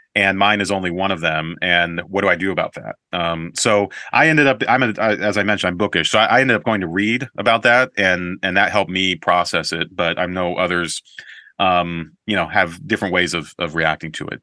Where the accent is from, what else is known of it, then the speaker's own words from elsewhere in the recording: Colorado Springs, Colorado, United States; growing up in Colorado Springs